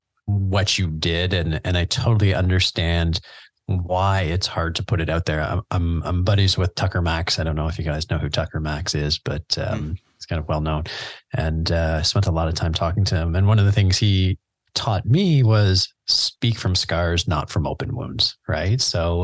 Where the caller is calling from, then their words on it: Canada; I mean, I'm in Canada. Yeah. I'm recording from Canada right now.